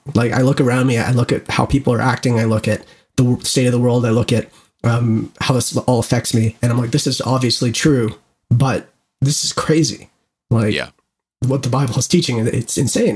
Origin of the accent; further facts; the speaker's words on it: Canada; being Canadian